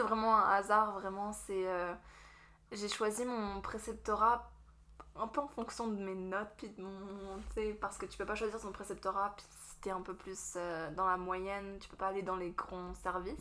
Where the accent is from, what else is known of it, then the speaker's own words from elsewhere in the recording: Strasbourg, Grand Est, France; moved away as an adult; also born or lived in Vosges; now in Moncton, Canada; je suis française de France. Je suis de Strasbourg à l'origine.